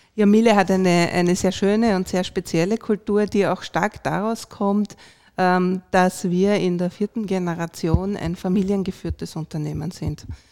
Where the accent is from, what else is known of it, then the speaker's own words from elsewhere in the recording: Vienna, Austria; moved away as an adult; now in Salzburg, Austria; Ich bin eigentlich Wienerin und Wiener Umland ähm, und jetzt auch Wahlsalzburgerin